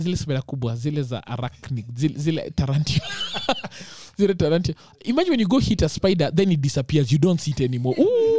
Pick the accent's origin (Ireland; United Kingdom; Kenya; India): Kenya; Muguga, Kiambu County; I grew up in Muguga